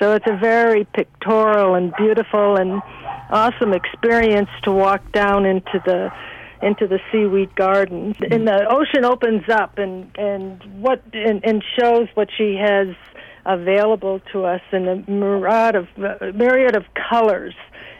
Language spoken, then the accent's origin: English; New England, United States; also born or lived in Northern California; now in California, United States; I was born in New England and lived on the ocean there, and we've always incorporated seaweed into our diet. And when I came back up to California, Northern California